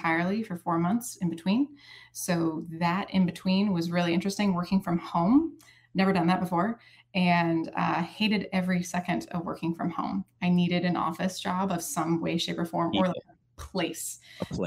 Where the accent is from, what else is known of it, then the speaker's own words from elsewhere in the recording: Sarasota, Florida, United States; also born or lived in Charleston, South Carolina / Tallahassee, Florida; I grew up in Sarasota